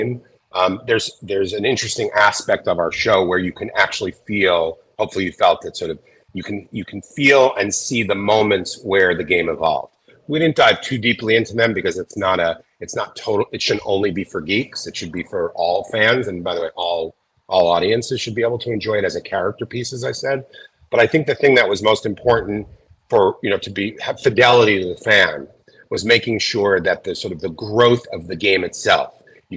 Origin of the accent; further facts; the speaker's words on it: New York City, New York, United States; I grew up in Queens